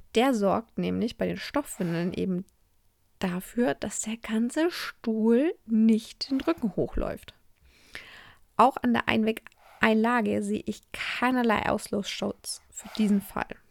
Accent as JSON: {"language": "German", "country": "Germany", "said": "bei uns in Deutschland"}